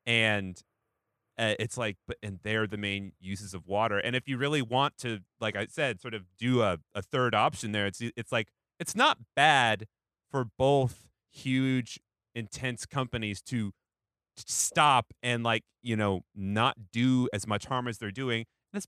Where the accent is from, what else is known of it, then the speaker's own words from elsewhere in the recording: Pacific Northwest, United States; now in New York, United States; I didn't live in New York until 2015. And, like, you know, I came from the Pacific Northwest